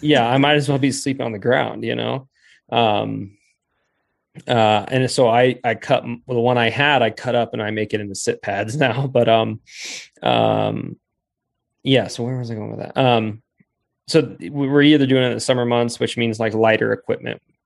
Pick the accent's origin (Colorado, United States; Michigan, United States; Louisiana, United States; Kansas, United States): Colorado, United States; Rifle; I grew up in in Rifle, Colorado, which was a really cool place to grow up